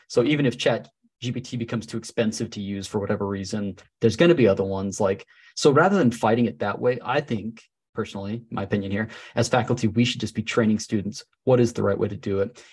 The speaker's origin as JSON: {"language": "English", "town": "Salt Lake City", "region": "Utah", "country": "United States", "tie": "born or raised there"}